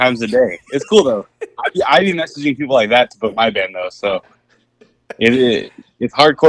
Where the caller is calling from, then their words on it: Simi Valley, California, United States; Yeah, I'm at Rapid Skate Shop in Simi Valley, the best skate shop.